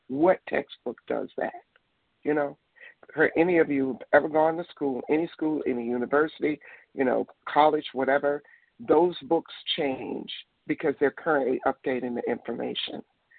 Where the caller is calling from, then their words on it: Detroit, Michigan, United States; I'm calling from Michigan, Detroit.